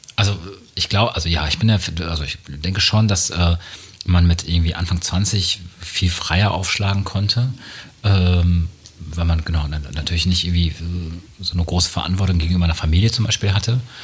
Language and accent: German; Münster, North Rhine-Westphalia, Germany; ich bin in Münster groß geworden, äh, da sagt man noch quasi, dass man so einen westfälischen Kopf hat